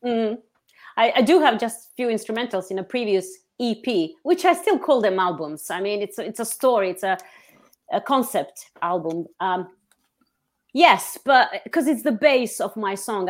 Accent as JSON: {"language": "English", "country": "Montenegro", "tie": "born or raised there", "moved": "as an adult", "lives_now": "London, United Kingdom", "said": "I was born in Montenegro, but I'm very much British"}